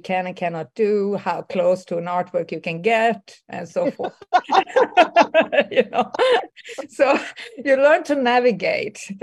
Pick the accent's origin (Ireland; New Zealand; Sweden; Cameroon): Sweden; moved away as an adult; also born or lived in New York; I grew up in Sweden